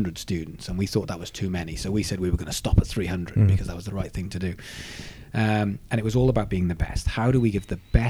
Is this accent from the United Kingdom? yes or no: yes; Swansea, Wales, United Kingdom; also born or lived in Guildford; now in Brighton, United Kingdom; I'm from Swansea